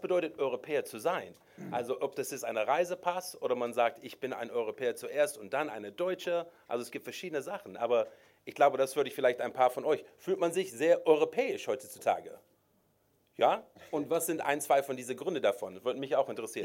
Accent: Rockville, Maryland, United States; German is a second language; moved away as an adult; also born or lived in Washington, D.C.; now in Hamburg, Germany; Rockville, Maryland ist meine Heimat, neben Washington, D.C., aber ich wohne in wunderschöner Hamburg seit sieben Jahren

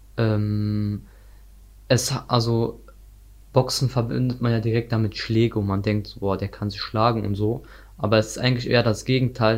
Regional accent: North Rhine-Westphalia, Germany; Ich komme aus Nordrhein-Westfalen

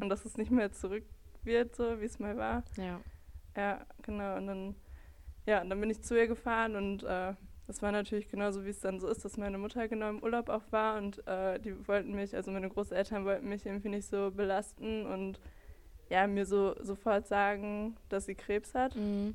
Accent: Bottrop, North Rhine-Westphalia, Germany; ich bin 25, ich komme aus Bottrop

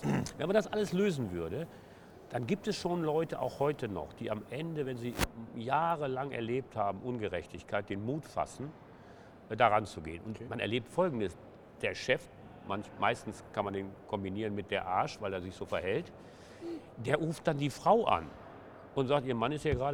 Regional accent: Essen, North Rhine-Westphalia, Germany; born there; Ja, kann man am Nachnamen schon ablesen. ja … ja. bin geboren in Essen-Stehl im Knappschaftskrankenhaus.

